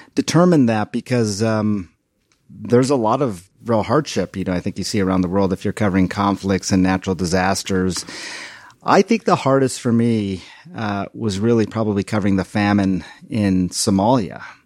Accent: India; now in United States; my home country of one point two billion people

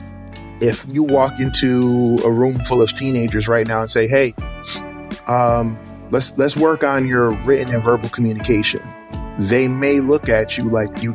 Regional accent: Suwanee, Georgia, United States; I am from Sewanee, Georgia

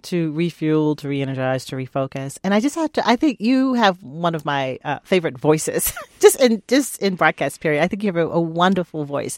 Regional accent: Virginia, United States; moved away; my home state of Virginia

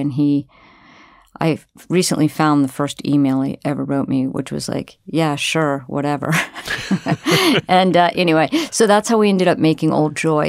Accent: Florida, United States; also born or lived in New York City; now in Oregon, United States; I'm from Florida and I've lived for thirty years in New York City

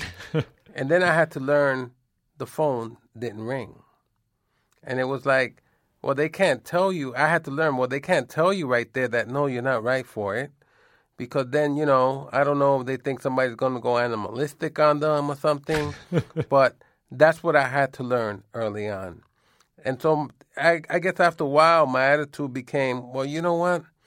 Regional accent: New York City, New York, United States; moved away as an adult; now in Vermont, United States; I grew up in New York City on the Lower East Side

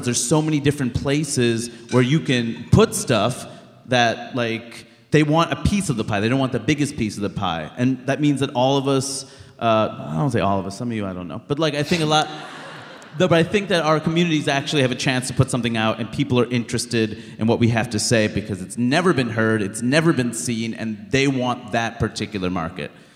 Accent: New York City, New York, United States; I grew up in Queens, New York

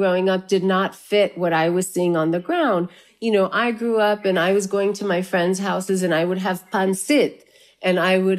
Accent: South India, India; wow, I'm from South India. I'm not from Kashmir.

